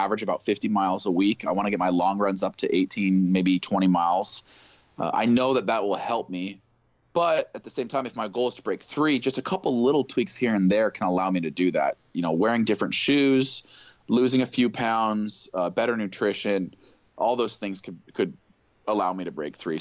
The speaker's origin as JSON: {"language": "English", "town": "Eugene", "region": "Oregon", "country": "United States", "tie": "born or raised there", "said": "My hometown"}